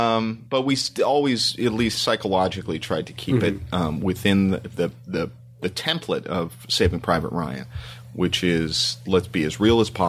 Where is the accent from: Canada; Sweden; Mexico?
Canada; Toronto, Ontario; moved away; growing up in Canada